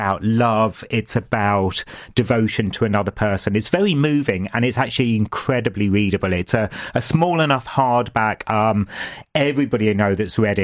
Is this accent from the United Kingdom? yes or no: yes; England, United Kingdom; now in Ireland; me from my English background